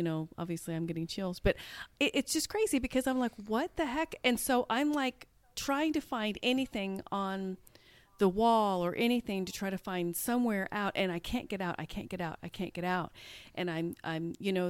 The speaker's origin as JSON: {"language": "English", "town": "Topeka", "region": "Kansas", "country": "United States", "tie": "born or raised there", "moved": "yes", "lives_now": "Dallas-Fort Worth, United States", "said": "even though I live in Dallas-Fort Worth area now, I grew up in Topeka, Kansas"}